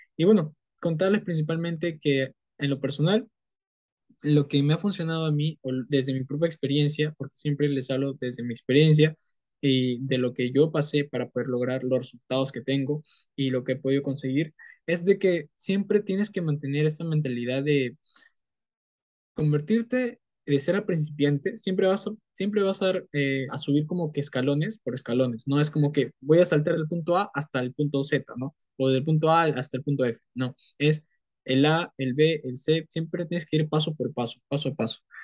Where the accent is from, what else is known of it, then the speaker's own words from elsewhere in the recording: Peru; soy de Perú